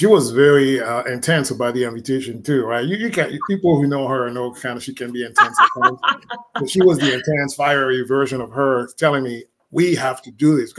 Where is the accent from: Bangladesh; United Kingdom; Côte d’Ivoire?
Côte d’Ivoire; moved away; I'm from West Africa, Ivory Coast. That's the country where I was born in.